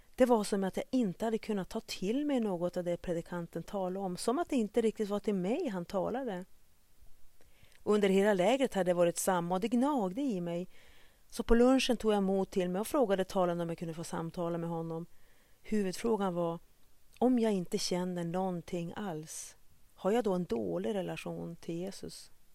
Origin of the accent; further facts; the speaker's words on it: Vännäs, Västerbotten County, Sweden; also born or lived in Kenya; Som liten spelade jag i Vännäs AIK